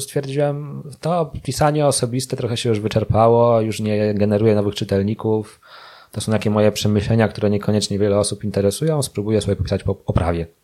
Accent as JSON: {"language": "Polish", "town": "Łódź", "region": "Łódź Voivodeship", "country": "Poland", "said": "jestem z Łodzi i w Łodzi stacjonuję"}